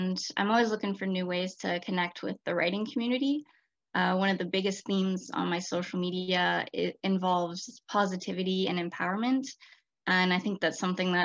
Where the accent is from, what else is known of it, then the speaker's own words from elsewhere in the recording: British Columbia, Canada; I was born and raised in British Columbia